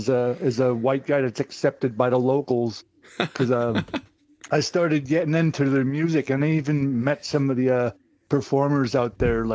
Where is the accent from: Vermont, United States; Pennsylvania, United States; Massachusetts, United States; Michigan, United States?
Pennsylvania, United States; moved away as an adult; also born or lived in New Jersey / Hawaii / California; Well, I was born in New Jersey. and I grew up in Pennsylvania.